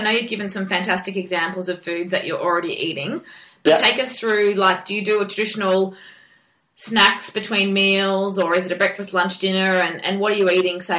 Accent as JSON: {"language": "English", "region": "Queensland", "country": "Australia", "said": "Yeah, I mean, I'm from Queensland too"}